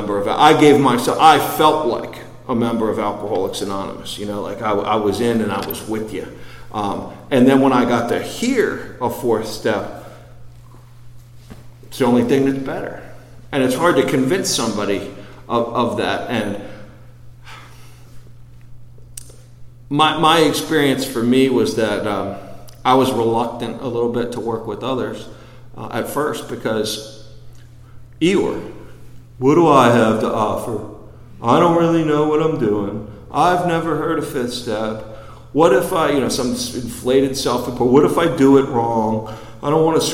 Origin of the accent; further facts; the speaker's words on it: Baltimore, Maryland, United States; I grew up in Baltimore outside the city